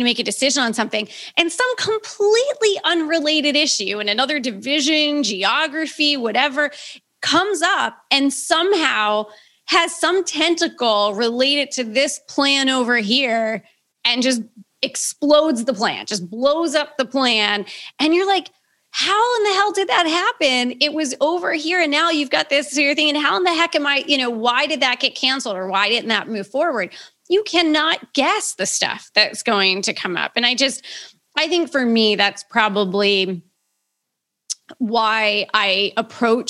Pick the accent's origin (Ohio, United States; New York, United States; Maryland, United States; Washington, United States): Maryland, United States; Baltimore; I'm born and raised in Baltimore